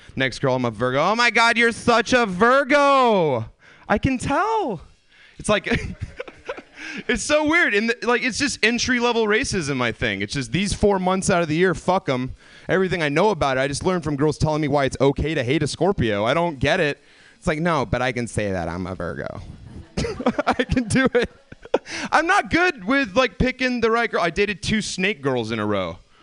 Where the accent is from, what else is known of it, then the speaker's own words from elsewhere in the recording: the South, United States; now in California, United States; I came from the South originally